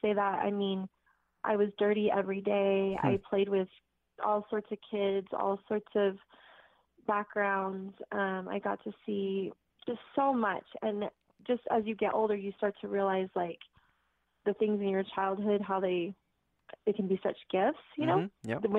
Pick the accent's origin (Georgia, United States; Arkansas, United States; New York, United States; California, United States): California, United States; Greenbrae; I was born actually in Green Bray, California, which is up Marin County